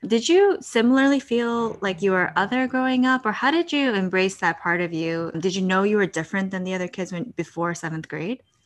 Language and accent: English; United States; also born or lived in Brooklyn, New York / New Jersey; I'm also the only kid, and I grew up in Brooklyn and New Jersey.